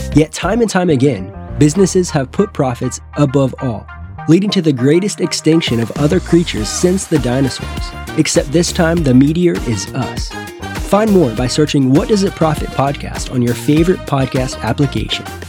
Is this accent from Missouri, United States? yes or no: yes; Northwest Missouri, United States; moved away; I grew up in Northwest Missouri, and that was my goal to get out of here. And I did